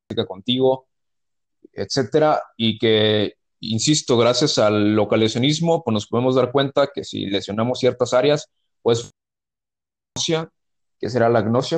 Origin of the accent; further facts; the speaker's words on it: Mexico; soy de México